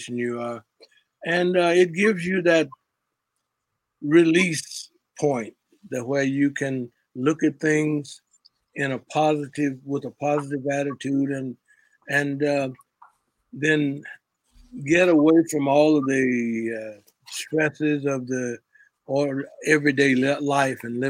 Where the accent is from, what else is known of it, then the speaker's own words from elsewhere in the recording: Memphis, Tennessee, United States; growing up in Memphis